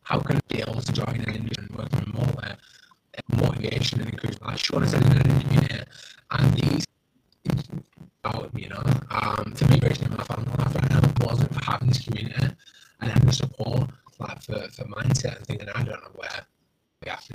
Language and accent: English; North West England, United Kingdom; I'm from the United Kingdom. I'm in England. I'm in the northwest.